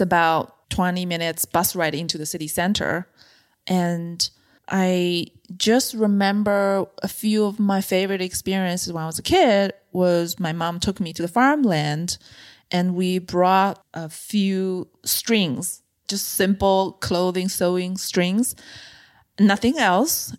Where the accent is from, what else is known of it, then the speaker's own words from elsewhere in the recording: China; moved away as an adult; also born or lived in Beijing; I grew up in a mid-size city in China